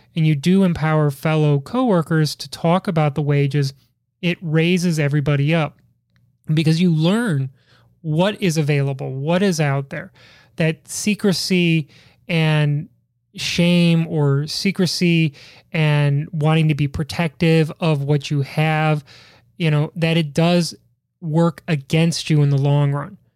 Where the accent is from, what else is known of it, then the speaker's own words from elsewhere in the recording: Midwest, United States; Growing up in the Midwest